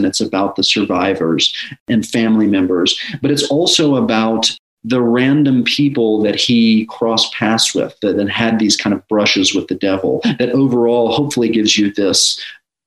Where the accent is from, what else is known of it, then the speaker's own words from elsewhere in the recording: Dallas, Texas, United States; I grew up in Dallas, Texas